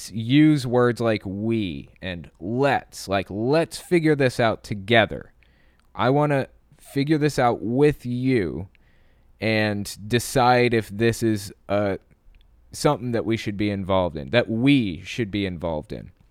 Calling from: California, United States; Hi, Owen. … I'm from Bay Area, California.

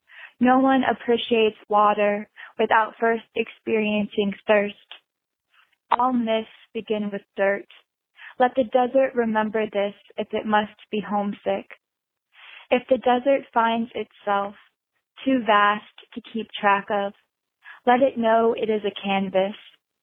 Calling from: Wilmington, North Carolina, United States; I'm calling from Wilmington, North Carolina.

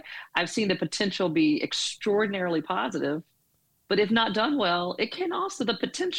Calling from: Birmingham, Alabama, United States; I'm in Birmingham, Alabama.

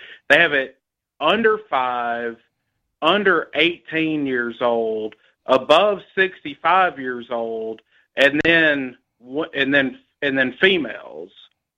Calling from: Tennessee, United States

